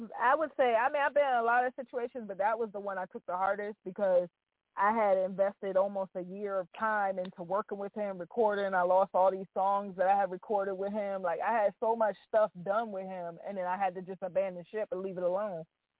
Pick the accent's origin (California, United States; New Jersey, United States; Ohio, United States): New Jersey, United States; So out of New Jersey, I'm from New Jersey.